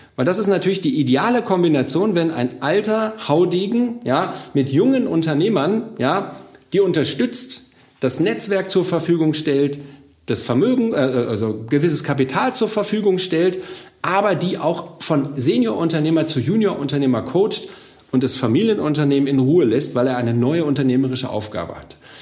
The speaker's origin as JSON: {"language": "German", "town": "Bochum", "region": "North Rhine-Westphalia", "country": "Germany", "tie": "born or raised there", "said": "Ich komme aus Bochum, also ich bin aus dem Ruhrgebiet, ich bin hier groß geworden"}